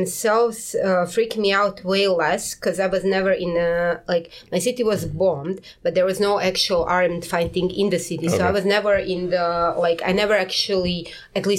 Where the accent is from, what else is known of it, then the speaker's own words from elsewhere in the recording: Karlovac, Karlovac County, Croatia; moved away as an adult; now in South Korea; some hour out of Karlovac, my hometown